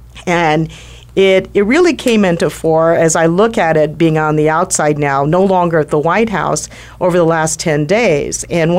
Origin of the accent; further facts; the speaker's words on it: Washington, District of Columbia, United States; I grew up in Washington, D.C. in the 1960s. My father was former Navy. He was Navy at the time. He was stationed at the Navy Yard. We lived in Navy housing